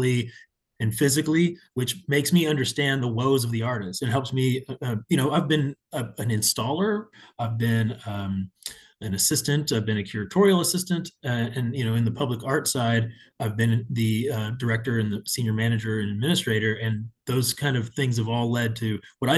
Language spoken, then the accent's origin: English; Houston, Texas, United States; also born or lived in San Antonio; returning to my hometown and being on the public art side of things multiple times over. I worked for the Houston Arts